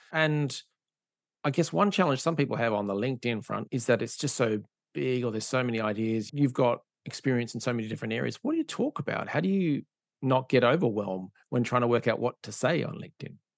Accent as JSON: {"language": "English", "town": "Perth", "region": "Western Australia", "country": "Australia", "said": "I'm from Perth in Australia, which is a, mining and oil and gas town."}